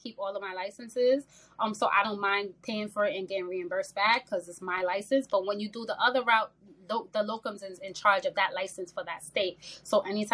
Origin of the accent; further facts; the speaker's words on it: New York, United States; I'm originally from New York